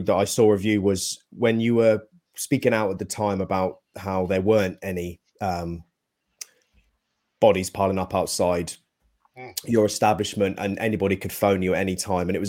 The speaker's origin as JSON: {"language": "English", "town": "Bedford", "region": "East of England", "country": "United Kingdom", "tie": "born or raised there", "said": "I'm a Bedford boy. I was born in Bedford"}